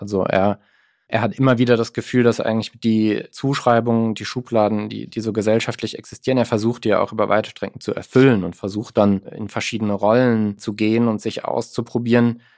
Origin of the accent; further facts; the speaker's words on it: Mannheim, Baden-Württemberg, Germany; ich bin in Mannheim aufgewachsen